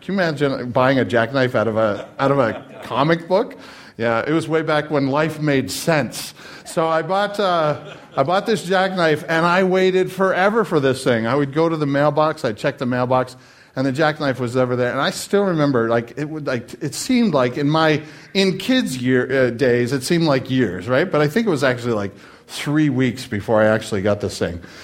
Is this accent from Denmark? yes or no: no; Canada; I'm Canadian